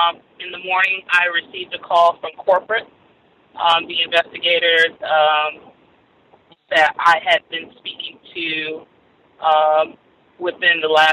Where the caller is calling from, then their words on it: Florida, United States; I'm calling from Florida